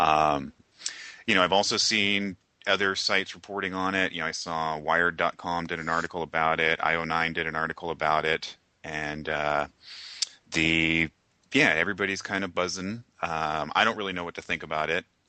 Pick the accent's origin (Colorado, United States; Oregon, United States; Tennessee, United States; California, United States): California, United States; Sonoma County; I grew up in Sonoma County and that's where Petaluma is.